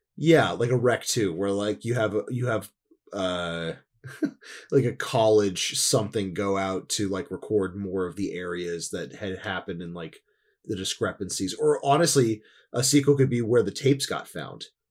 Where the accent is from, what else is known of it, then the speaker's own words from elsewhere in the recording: New Jersey, United States; growing up in New Jersey and having, like, a huge amount of acreage behind